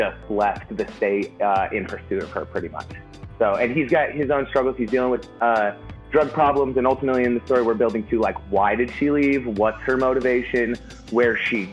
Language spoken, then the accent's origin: English; Colorado, United States; born or raised there